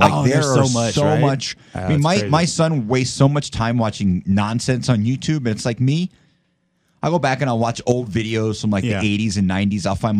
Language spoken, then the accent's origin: English; outside New York City, United States; Growing up outside New York City